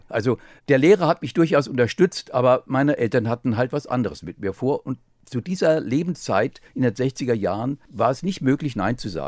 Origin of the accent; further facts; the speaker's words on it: Offenbach am Main, Hesse, Germany; direkt in Offenbach geboren